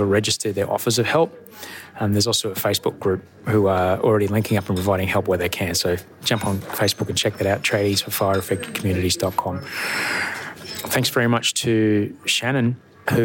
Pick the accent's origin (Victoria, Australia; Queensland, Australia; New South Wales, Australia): Queensland, Australia; Brisbane; also born or lived in Los Angeles, United States; now in Sydney, Australia; I grew up in Brisbane.